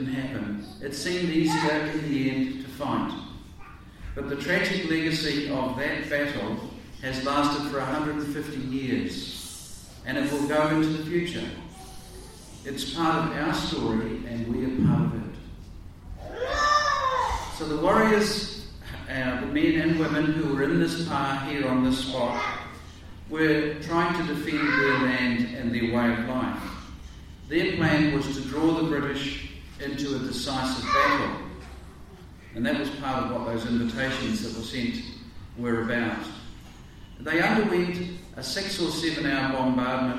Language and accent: English; North Canterbury, New Zealand; as a boy growing up in North Canterbury